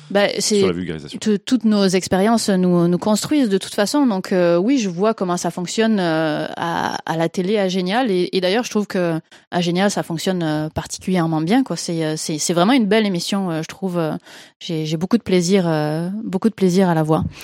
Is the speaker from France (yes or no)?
no; Quebec, Canada; accent: Québécois; Et, et d'où le petit accent québécois que je ne peux pas forcer parce que je n'entends pas du tout mon accent québécois.